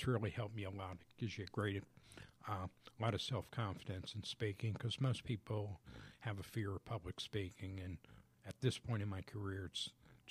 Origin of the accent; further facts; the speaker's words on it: New Jersey, United States; now in Georgia, United States; I'm originally from New Jersey.